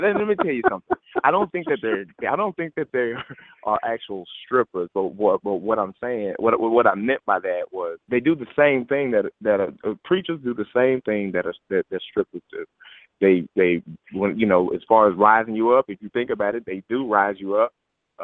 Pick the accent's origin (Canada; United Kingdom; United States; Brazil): United States; the South; I grew up in the South